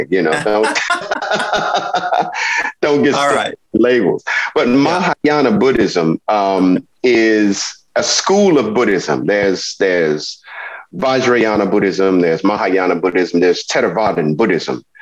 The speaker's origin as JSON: {"language": "English", "region": "the South", "country": "United States", "said": "because I am an American um, I recognize my experiences with religion, my experiences in culture, my experiences as an African American originating from the South"}